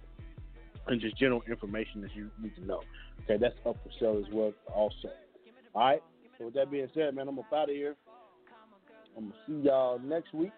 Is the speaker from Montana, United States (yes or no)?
no; Kansas City, Kansas, United States; I'm not from the Missouri side. I'm from the Kansas side.